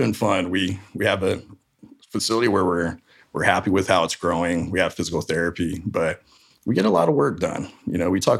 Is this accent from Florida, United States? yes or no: yes; Florida, United States; now in Fresno, United States; I'm from Florida originally.